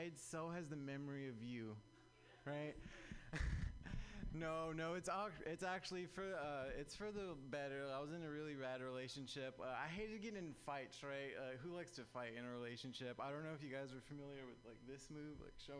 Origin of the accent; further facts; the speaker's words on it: Southern California, United States; now in San Francisco Bay Area, United States; I'm actually from Southern California.